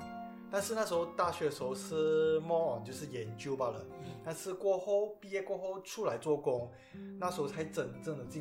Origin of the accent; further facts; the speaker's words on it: Malaysia; 我们身为马来西亚人